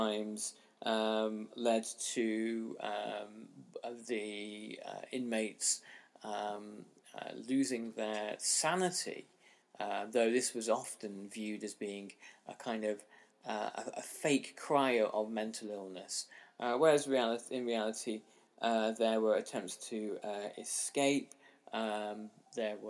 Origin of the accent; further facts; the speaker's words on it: Hong Kong; my own experience of growing up in Hong Kong in the 1980s